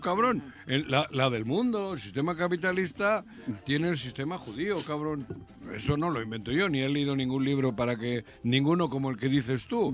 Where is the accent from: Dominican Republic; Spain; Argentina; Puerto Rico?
Spain; Basque Country; now in Mexico; mi pueblo, el pueblo vasco